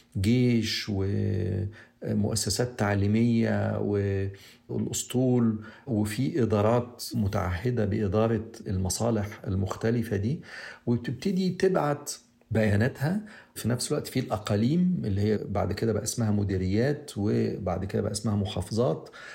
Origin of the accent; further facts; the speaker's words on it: Egypt; احنا كمصريين